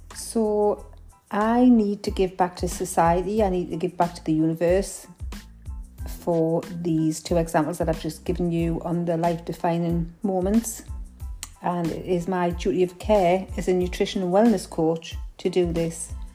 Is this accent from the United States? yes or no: no; Newcastle upon Tyne, North East England, United Kingdom; accent: Geordie; my Geordie accent